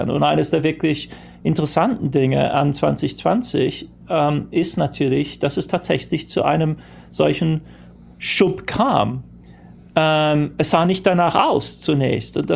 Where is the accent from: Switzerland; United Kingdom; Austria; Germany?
United Kingdom; born there; first language English; German is a second language; Ich, ich, ich, bin zwar gebürtiger Brite und ähm, Muttersprachler auf Englisch, aber ähm, meine, meine, die prägende Zeit meiner, meiner, meiner Jugend und äh